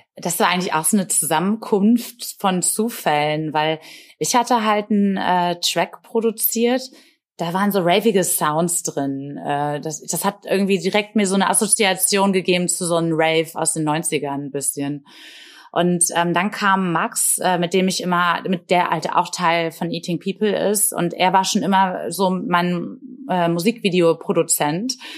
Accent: Bremen, Germany; in meiner Heimatstadt in Bremen

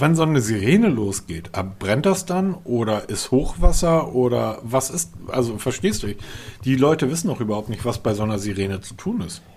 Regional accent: Hamburg, Germany; ich bin ja Norddeutscher, Hamburger

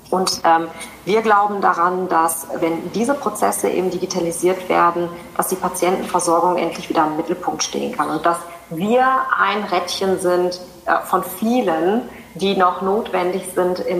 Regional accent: North Rhine-Westphalia, Germany; Ich bin ja ursprünglich nicht wirklich aus Sachsen, sondern ich komme ja aus dem, aus dem Ruhrgebiet Rheinland

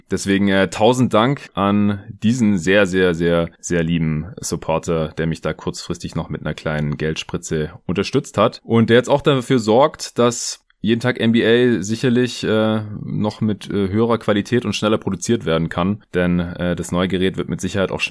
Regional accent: Stuttgart, Baden-Württemberg, Germany; now in Berlin, Germany; weder im Raum Stuttgart, wo ich noch bis Sonntag war, zu Hause in meiner alten Heimat, noch jetzt hier in Berlin, wo ich seit gestern Montag wieder bin.

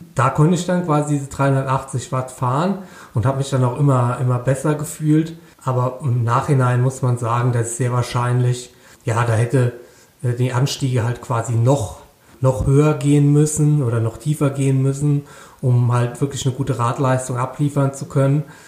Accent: Rhineland-Palatinate, Germany; ich komme natürlich aus Rheinland-Pfalz

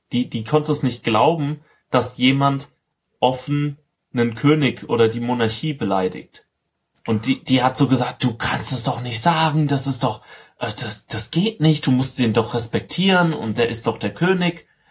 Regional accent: Rhineland-Palatinate, Germany; ich komme aus der Pfalz

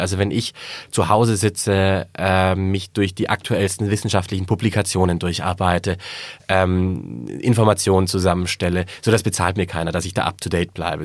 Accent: Swabia, Germany; ich bin Schwabe

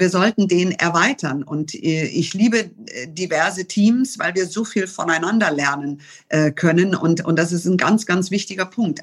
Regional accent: Germany; so viel Deutsches, weil ich hier geboren und hier aufgewachsen bin

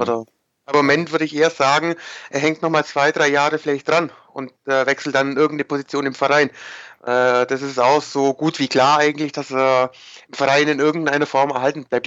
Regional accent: near Heidenheim, Baden-Württemberg, Germany; ich komme aus der Gegend, ich komme aus der Nähe von Heidenheim

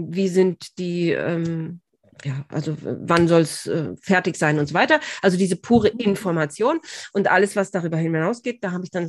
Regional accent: Bad Tölz, Bavaria, Germany; Und weil Tölz eben meine Heimatstadt ist, war das irgendwie so, ah, das hat mich wahnsinnig gefreut.

